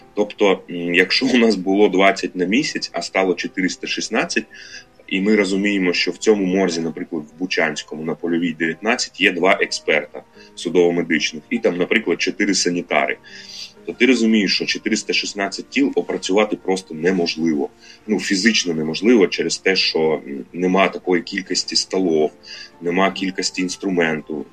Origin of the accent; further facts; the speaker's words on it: Luhansk Oblast, Ukraine; moved away as an adult; в мене Луганська прописка